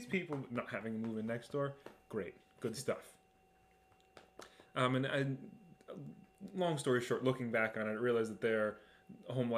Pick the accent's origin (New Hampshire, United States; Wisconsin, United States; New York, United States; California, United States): New York, United States; Long Island; moved away as an adult; also born or lived in Binghamton; I was born on Long Island to two working class parents